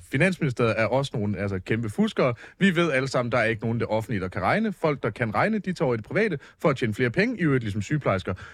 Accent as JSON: {"language": "Danish", "town": "Esbjerg", "region": "Southern Denmark", "country": "Denmark", "moved": "yes", "lives_now": "Copenhagen, Denmark", "said": "men jeg er jo faktisk fra Esbjerg."}